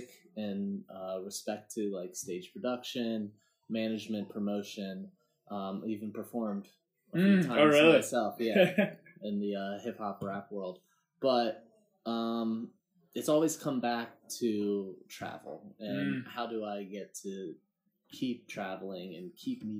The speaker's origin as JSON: {"language": "English", "area": "Harrisburg area", "region": "Central Pennsylvania", "country": "United States", "tie": "born or raised there", "said": "I'm here from Central Pennsylvania. Harrisburg area, a little more backwoods than"}